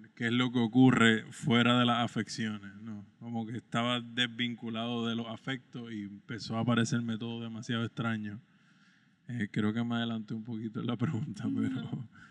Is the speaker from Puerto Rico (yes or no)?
yes; San Germán, Puerto Rico; moved away as an adult; regresar a mi pueblo